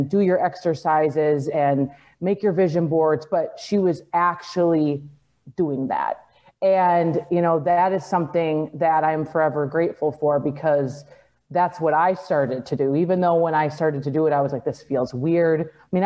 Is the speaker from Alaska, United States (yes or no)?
no; Minnesota, United States; I grew up in the Midwest, so I lived in Minnesota